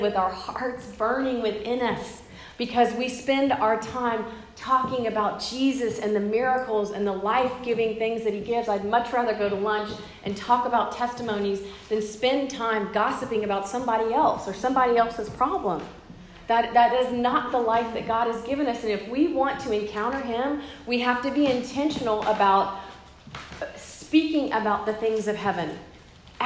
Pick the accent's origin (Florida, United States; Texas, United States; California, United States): Texas, United States; Corpus Christi; moved away; I'm from Corpus Christi, it's where I've grown up